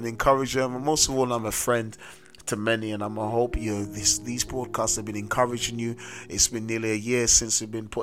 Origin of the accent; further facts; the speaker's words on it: London, United Kingdom; I grew up in South London, a very notorious area in South London.